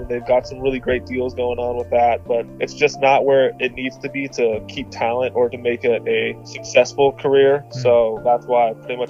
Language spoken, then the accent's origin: English; Arizona, United States; Grand Canyon University in my home state of Arizona